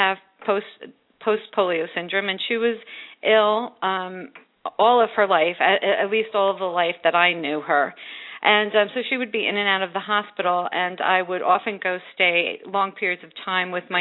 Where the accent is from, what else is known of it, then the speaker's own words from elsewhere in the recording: Newark, New Jersey, United States; growing up in the Ironbound section of Newark, which is where I'm from